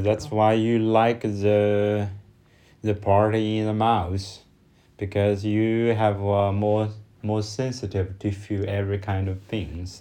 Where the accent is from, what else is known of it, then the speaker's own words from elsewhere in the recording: China; from China